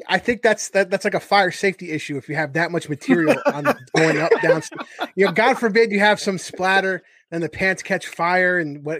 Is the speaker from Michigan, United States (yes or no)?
no; New York, United States; I grew up in New York. I was right above the Bronx, so we had a diverse friend group.